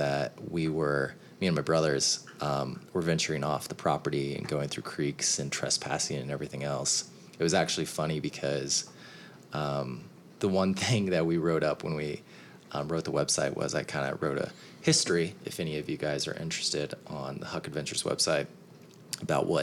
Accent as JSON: {"language": "English", "town": "Kansas City", "country": "United States", "tie": "born or raised there", "also_born_or_lived": "New York", "moved": "as an adult", "said": "I had been living in New York for about 3 years and was moving back to my hometown in Kansas City"}